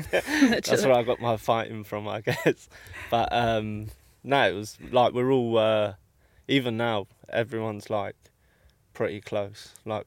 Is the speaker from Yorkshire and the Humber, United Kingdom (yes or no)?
no; London, United Kingdom; Yeah, I'll take that one.